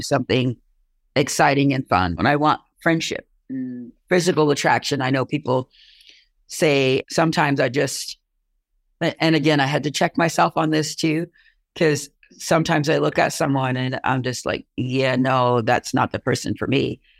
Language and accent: English; Long Island, New York, United States; moved away as an adult; now in Plattsburgh, United States; I'm originally from Long Island. So I moved up here 35 years ago